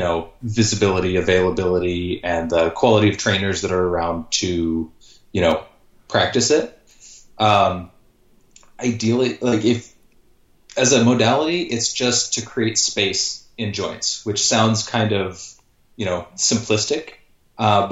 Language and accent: English; Marietta, Georgia, United States; moved away as an adult; also born or lived in Cambridge, Ontario, Canada / Bloomington, Indiana; now in Los Angeles, United States; I was born in Cambridge, Ontario, but I grew up in Marietta, Georgia, just north of Atlanta. My dad got a job transfer when I was really young